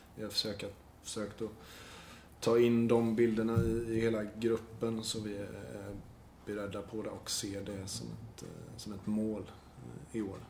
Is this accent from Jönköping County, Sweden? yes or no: yes; Nässjö, Jönköping County, Sweden; mamma hemma i Nässjö och, Saras föräldrar i Nässjö